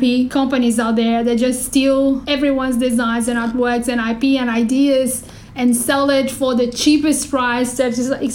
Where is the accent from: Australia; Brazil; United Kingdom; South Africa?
Brazil; moved away; I'm from Brazil originally